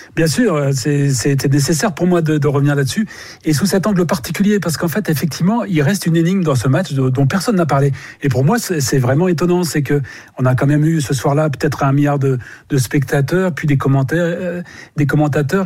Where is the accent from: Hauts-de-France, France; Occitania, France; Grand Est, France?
Hauts-de-France, France; Pas-de-Calais; je suis également du Pas-de-Calais